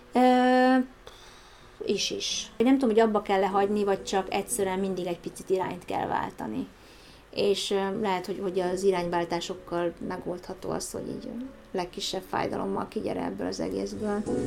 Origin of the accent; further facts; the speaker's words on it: Hungary